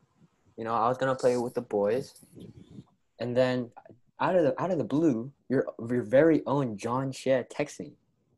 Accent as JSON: {"language": "English", "region": "Florida", "country": "United States", "said": "I'm from Florida, bro."}